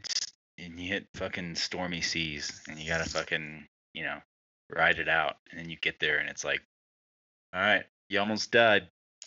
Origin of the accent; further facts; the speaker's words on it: United States; being an American right now.